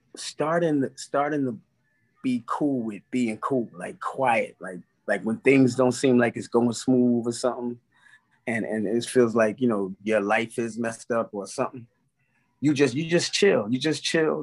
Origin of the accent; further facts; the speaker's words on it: New York City, New York, United States; from Brownsville